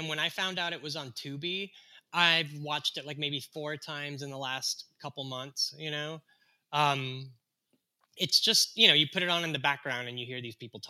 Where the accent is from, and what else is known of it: Texas, United States; born or raised there; moved away; also born or lived in Mexico